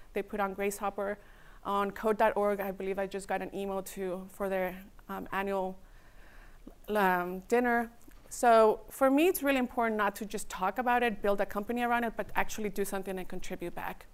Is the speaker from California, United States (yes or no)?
yes; Redwood City, California, United States; also born or lived in Mexico; my culture and my birthplace is in Mexico, but my hometown is Redwood City